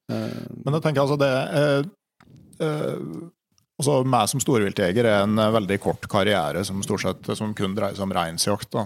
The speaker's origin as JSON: {"language": "Norwegian", "town": "Gausdal", "region": "Innlandet", "country": "Norway", "said": "Hjemme i Gausdal"}